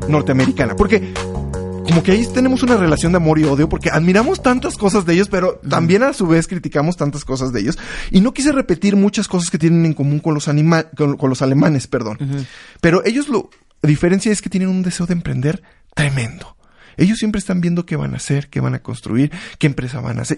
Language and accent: Spanish; Mexico